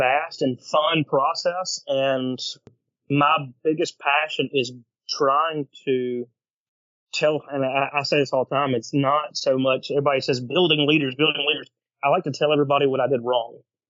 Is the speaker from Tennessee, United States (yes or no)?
no; Alabama, United States; I'm from a small town in Alabama